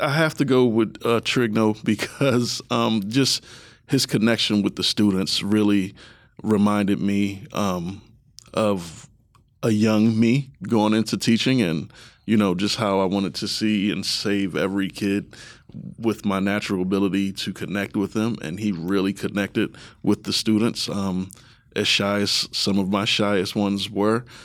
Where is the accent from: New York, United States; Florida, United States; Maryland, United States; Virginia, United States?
Maryland, United States; Baltimore; now in Columbus, United States; I'm from the East Coast